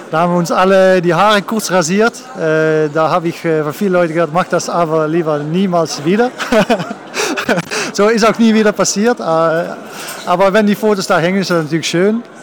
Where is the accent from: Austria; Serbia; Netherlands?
Netherlands; German is a second language; ja, als, als, als Holländer äh, ja, war ich neun Jahre hier